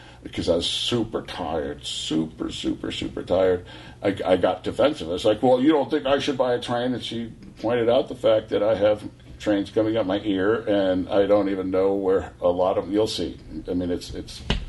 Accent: Tiburon, California, United States; moved away as an adult; also born or lived in Aspen, Colorado; Tiburon, California, because it's where you grew up

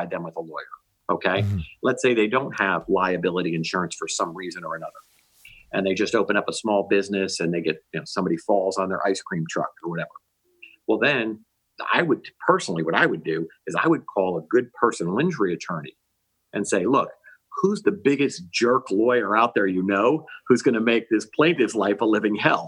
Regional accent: New Jersey, United States; now in Florida, United States; Growing up in New Jersey

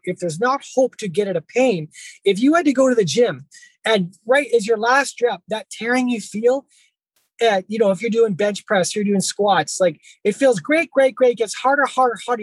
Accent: Abbotsford, British Columbia, Canada; also born or lived in Vancouver; after coming back to my hometown, Abbotsford

